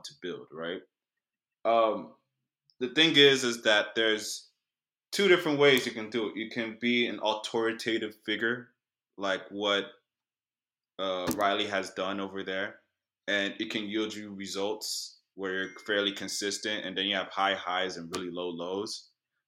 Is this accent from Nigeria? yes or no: yes; Nigeria; now in Houston, United States; I'm Nigerian